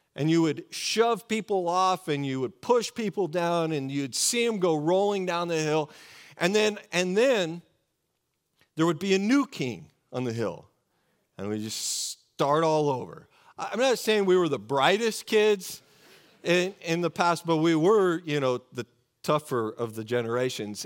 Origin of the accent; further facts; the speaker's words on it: Oregon, United States; I grew up in Oregon, just about an hour and a half from the coast of Oregon